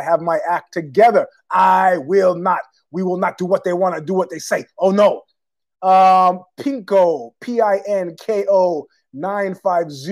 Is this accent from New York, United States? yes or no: yes; New York City, New York, United States; I was born there in Queens